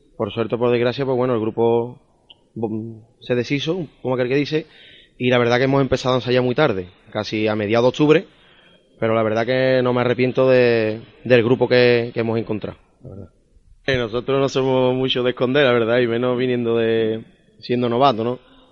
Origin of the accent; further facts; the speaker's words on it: Camas, Andalusia, Spain; en mi pueblo